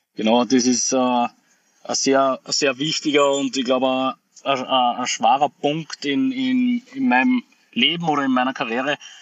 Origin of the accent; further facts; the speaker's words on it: Austria; ich bin stolzer Österreicher